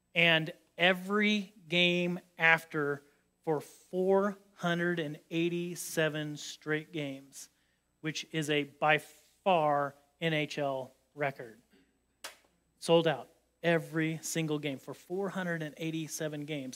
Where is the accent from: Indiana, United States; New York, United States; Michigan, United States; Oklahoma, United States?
Indiana, United States; I grew up in Indiana